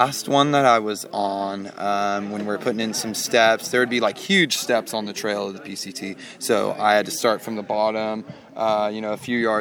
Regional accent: Weaverville?, California, United States; moved away; also born or lived in Southern Oregon; Wairika, California. Okay. Originally.

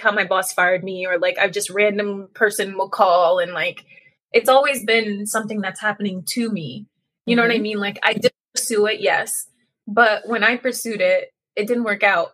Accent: United States; also born or lived in Trinidad and Tobago; I grew up in the States.

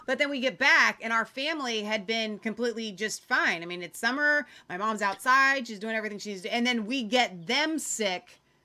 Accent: Cincinnati, Ohio, United States; We are from Cincinnati

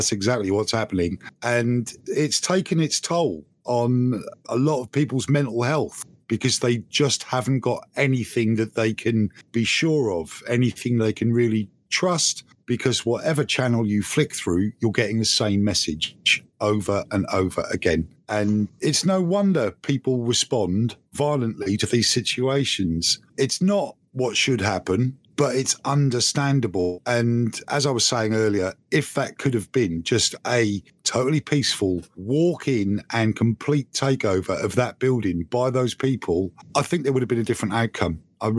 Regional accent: United Kingdom; You know, I'm a Brit, and I shouldn't be concerned.

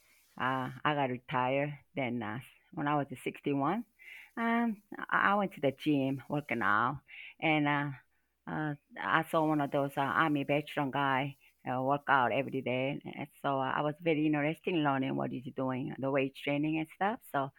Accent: Seoul, South Korea; now in Middle Tennessee, United States; I'm from Korea, Seoul, Korea

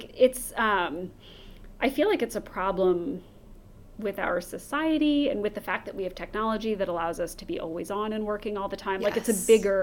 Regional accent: United States; as an American

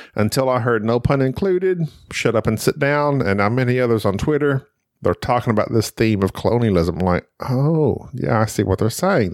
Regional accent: United States; growing up in America, when I grew up in school

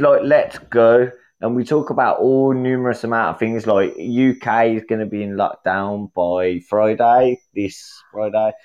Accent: Birmingham, West Midlands, United Kingdom; accent: Birmingham; I'm from Birmingham

